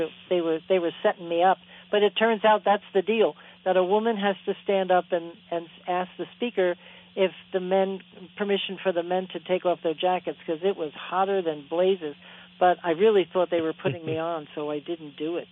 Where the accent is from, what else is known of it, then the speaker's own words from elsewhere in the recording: New Jersey, United States; I come from New Jersey